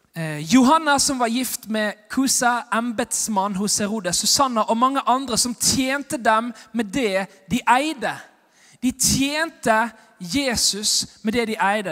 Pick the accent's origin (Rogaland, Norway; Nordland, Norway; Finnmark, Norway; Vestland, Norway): Vestland, Norway; Bergen; jeg er bergenser og evangelist